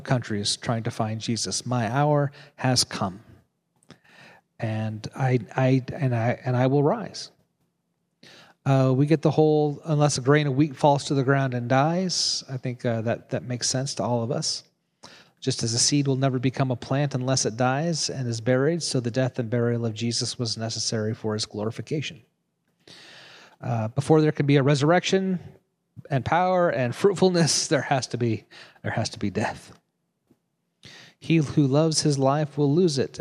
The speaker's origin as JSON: {"language": "English", "region": "Nebraska", "country": "United States", "said": "I was in seminary, and I came from Nebraska. I went to seminary in Kansas City, 3 hours away from where I lived."}